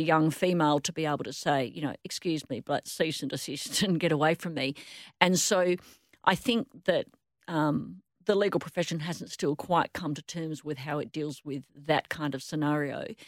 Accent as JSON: {"language": "English", "town": "Perth", "region": "Western Australia", "country": "Australia", "tie": "born or raised there", "said": "I grew up in Rossmoyne"}